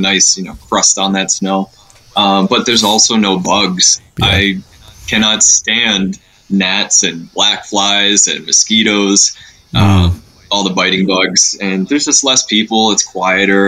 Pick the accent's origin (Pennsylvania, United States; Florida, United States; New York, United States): New York, United States; moved away; I grew up in New York, so that was a stomping ground